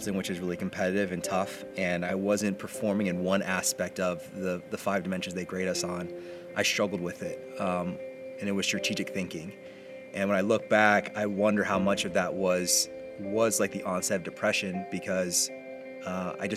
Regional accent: Indiana, United States; from a small farm town just west of Indianapolis

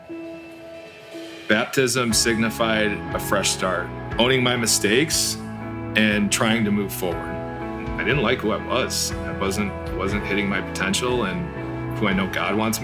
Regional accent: St. Joseph, Michigan, United States; moved away as an adult; now in Chicago, United States; I am from Southwest Michigan, in a town called St. Joe

